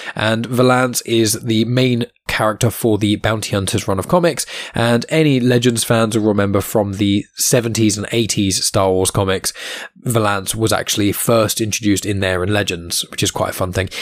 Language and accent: English; Southampton, South East England, United Kingdom; my hometown where I'm currently living in Southampton